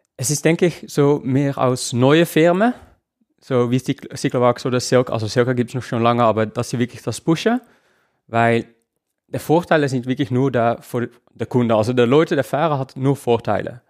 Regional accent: Netherlands; now in Switzerland; Also, ich lebe in der Schweiz, ich komme aus den Niederlanden

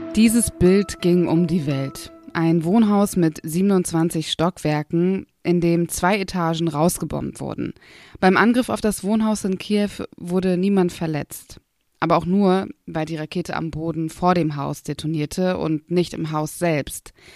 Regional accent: Berlin, Germany; ich komme aus Berlin

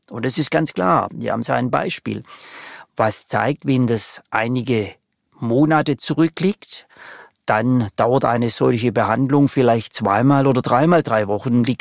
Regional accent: Baden-Württemberg, Germany; würde Ihnen als Schwabe ganz charmant antworten wollen

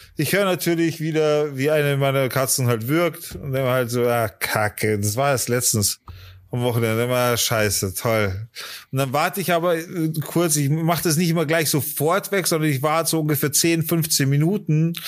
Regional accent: Germany; bei uns in Deutschland

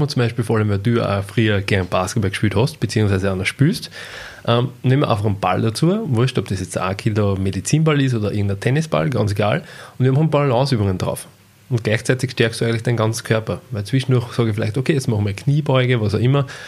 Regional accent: Austria; Ausbildung bei uns in La gemacht

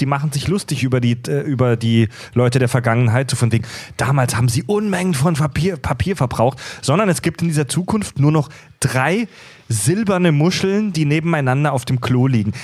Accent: Kieselbronn, Baden-Württemberg, Germany; bei uns in Kieselbronn zu Hause

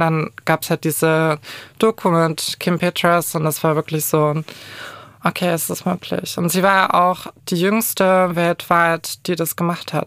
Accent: Kulmbach, Bavaria, Germany; moved away; komme ursprünglich aus dem kleinen, aber feinen Kulmbach. Es Wie heißt das? so Kulmbach, das ist in Oberfranken

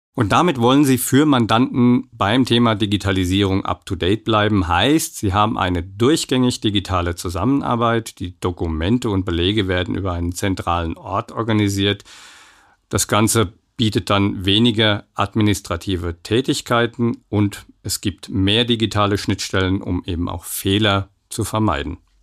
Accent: Aschaffenburg, Bavaria, Germany; moved away; Dort ist nicht nur meine alte Heimat

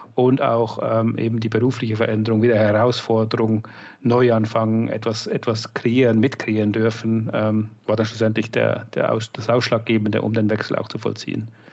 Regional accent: Switzerland; moved away; ich komme ursprünglich aus der Schweiz, bin seit 18 Jahren on the road sozusagen

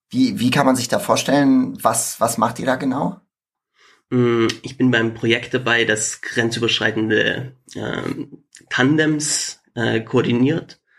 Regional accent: Trentino-Alto Adige, Italy; first language German; Ich bin in Südtirol aufgewachsen, das ist Teil von Italien, aber deutschsprachig, größtenteils. Und ich gehöre eben zu der deutschen Sprachgruppe.

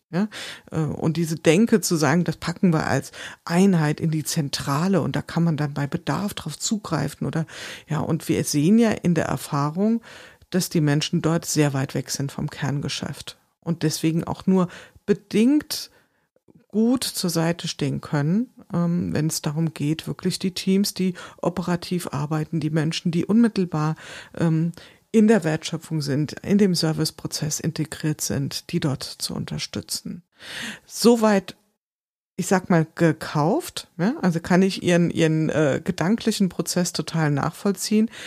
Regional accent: Wiesbaden, Hesse, Germany; ich komme aus Wiesbaden

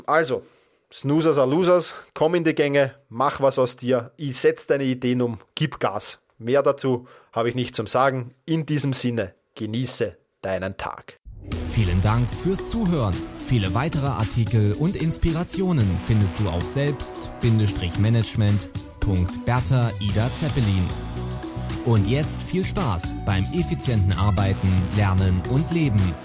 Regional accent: Vienna, Austria; in Wien, in meiner Heimatstadt

